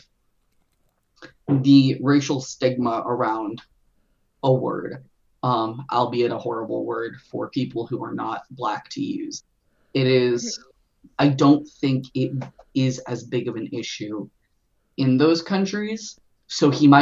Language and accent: English; United States; We are all from America